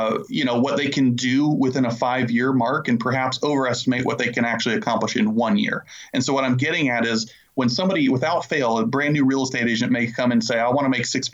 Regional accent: Illinois, United States; now in Charlotte, North Carolina, United States; I currently live in the Charlotte, North Carolina area, and I'm originally from Illinois

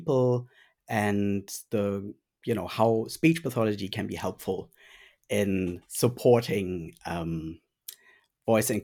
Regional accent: Germany; first language German; English is a second language; moved away as an adult; now in Bendigo, Australia; I originally did my training in speech pathology in Germany. And German is also my first language

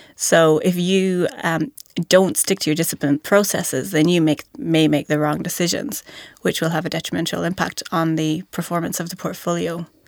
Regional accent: County Mayo, Connacht, Ireland; moved away as an adult; also born or lived in Dublin, Ireland; now in New Zealand; I grew up on the West Coast from, uh, in a county called Mayo

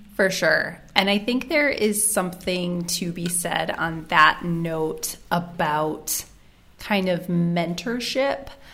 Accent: United States; moved away as an adult; also born or lived in Cambodia / New Zealand; now in Geneva, Switzerland; I am originally from the United States. Uh, I'm currently based in Geneva, Switzerland

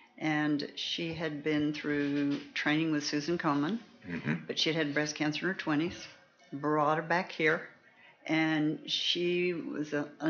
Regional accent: Denison, Texas, United States; also born or lived in Houston; In East Texas, in Denison, Texas.

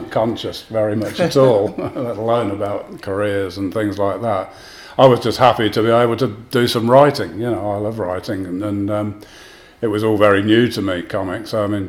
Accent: Northampton, East Midlands, United Kingdom; growing up in Northampton in the 1970s

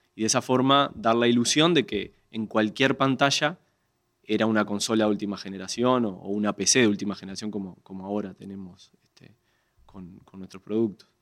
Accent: Uruguay; soy uruguayo, uruguayo con, la completa

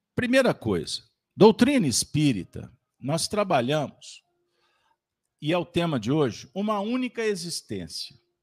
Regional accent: Minas Gerais, Brazil; como um bom mineiro

